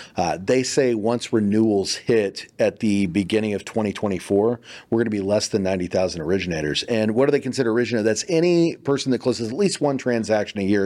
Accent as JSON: {"language": "English", "region": "Kansas", "country": "United States", "moved": "yes", "lives_now": "Texas, United States", "said": "I'm from Kansas originally"}